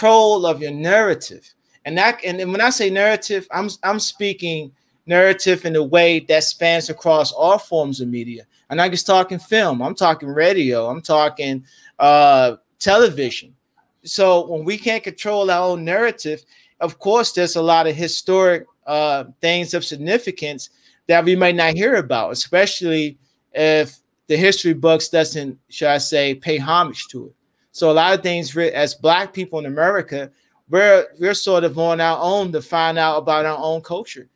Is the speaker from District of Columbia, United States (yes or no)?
yes; Washington, District of Columbia, United States; I was from Washington D.C.